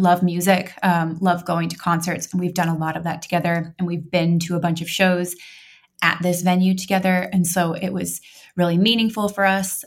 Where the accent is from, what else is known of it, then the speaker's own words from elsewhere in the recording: Montana, United States; now in Oregon, United States; I grew up in Montana